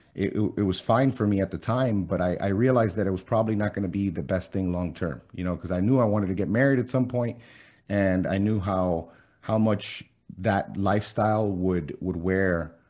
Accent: Miami, Florida, United States; first language Spanish; English is a second language; I was born and raised in Miami

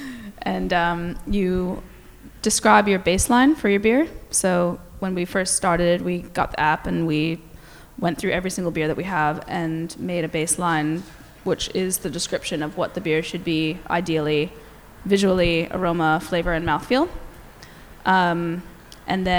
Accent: New Jersey, United States; moved away as an adult; also born or lived in New Zealand; now in Melbourne, Australia; I actually am from New Jersey

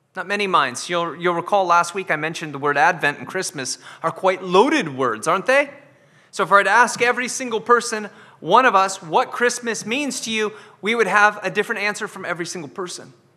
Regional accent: United States; now in Scotland, United Kingdom; I'm American

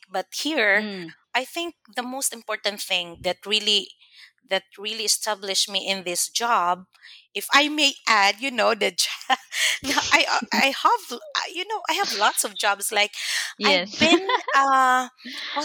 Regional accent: Mindanao, Philippines; first language Cebuano; English is a second language; moved away as an adult; also born or lived in Manila; I was raised in Mindanao, so I spoke very well in Bisaya, like vernacular language.

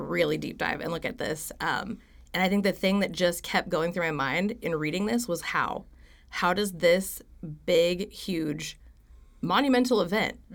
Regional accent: Stillwater, Oklahoma, United States; I am from right here in Stillwater, actually, born and raised.

